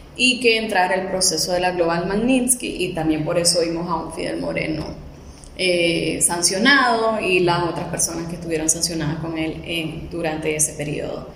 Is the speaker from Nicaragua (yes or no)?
yes; Managua, Nicaragua; yo realmente nunca he salido de acá de Managua